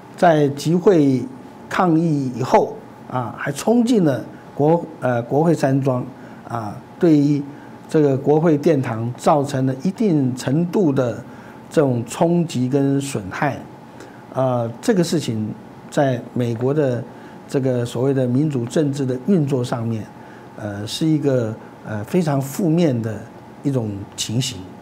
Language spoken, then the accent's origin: Chinese; Taiwan